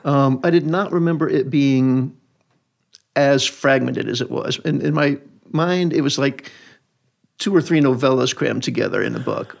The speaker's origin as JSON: {"language": "English", "region": "rural Louisiana", "country": "United States", "tie": "born or raised there", "said": "Louisiana, rural Louisiana, north central"}